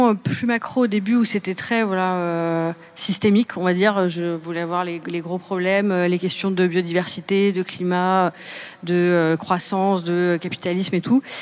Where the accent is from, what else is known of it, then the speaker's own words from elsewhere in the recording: Seine-et-Marne, Île-de-France, France; Je viens de Seine-et-Marne.